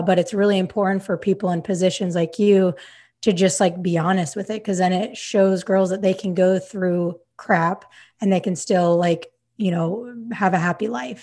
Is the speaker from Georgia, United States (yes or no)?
no; Utah, United States; moved away as an adult; now in Sacramento, United States; I grew up in Utah. Like, my whole, whole life I lived in Utah until now, I live in Sacramento